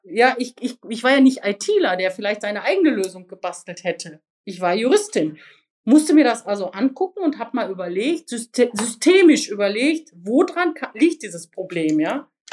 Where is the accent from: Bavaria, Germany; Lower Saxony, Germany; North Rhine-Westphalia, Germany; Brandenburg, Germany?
North Rhine-Westphalia, Germany; Sauerland; ich bin im Sauerland aufgewachsen